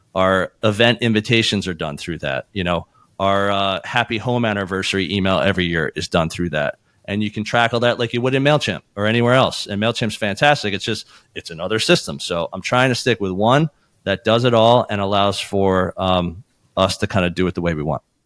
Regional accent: Philadelphia, Pennsylvania, United States; we were born and raised in Philadelphia, and this is a family business

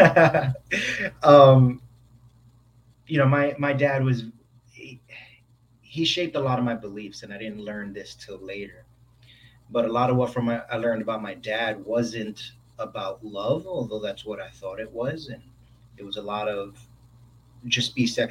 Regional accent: New York City, New York, United States; as a kid, I'm originally from New York, from the Bronx

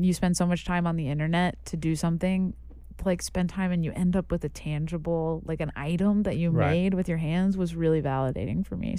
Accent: Indiana, United States; moved away as an adult; now in New York, United States; I'm from Indiana.

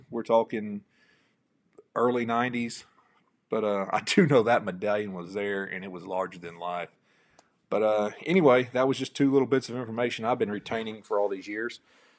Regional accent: South Texas, United States; I grew up in South Texas.

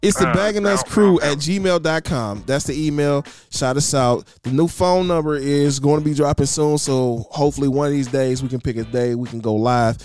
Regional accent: Michigan, United States; My hometown, my state, my blood, the reason why I breathe, the maize and blue, except for little brother, Michigan

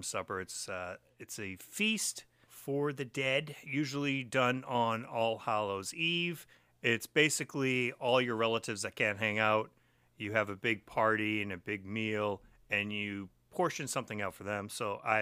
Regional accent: Framingham, Massachusetts, United States; we're all from Framingham.

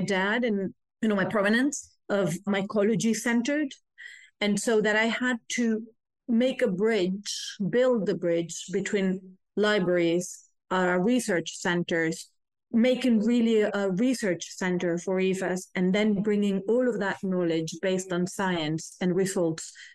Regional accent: Galicia, Spain; I grew in Galicia, which is a very wild space

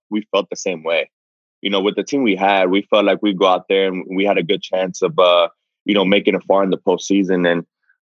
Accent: Miami, Florida, United States; moved away as an adult; now in San Diego, United States; I'm from Miami, been out there a long time

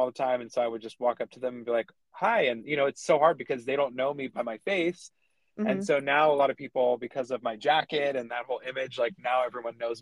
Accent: California, United States; I'm from California

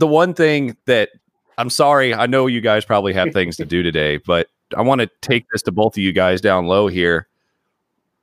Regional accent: Terre Haute, Indiana, United States; I grew up an hour away from the racetrack in Terre Haute

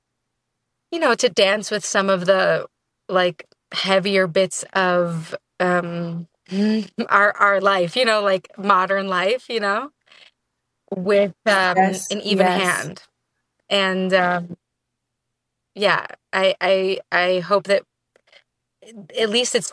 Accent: New York City, New York, United States; I was born and raised in New York

